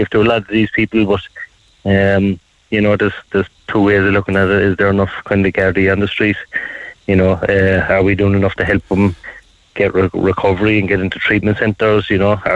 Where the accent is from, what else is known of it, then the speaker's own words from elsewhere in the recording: Cork, Munster, Ireland; I grew up in Blackpool